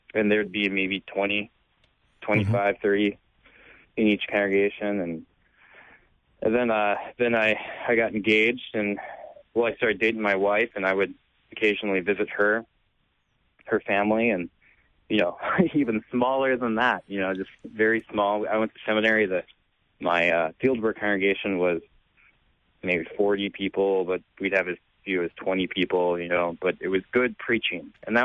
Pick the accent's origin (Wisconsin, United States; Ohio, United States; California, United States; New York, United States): Wisconsin, United States; Racine; when I was a kid, little kid, I was, my dad was a pastor in Racine, Wisconsin, at a very old church